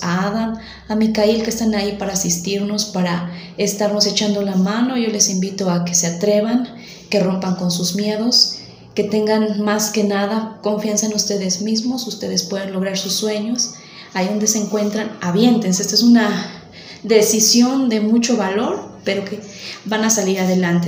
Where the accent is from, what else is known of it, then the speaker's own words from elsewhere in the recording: Mexico; soy mexicana y soy estudiante de la lengua árabe